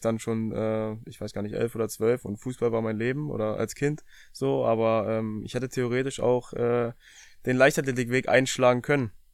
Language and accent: German; Rathenow, Brandenburg, Germany; now in Halle, Germany; bin geboren in Rathenow in Brandenburg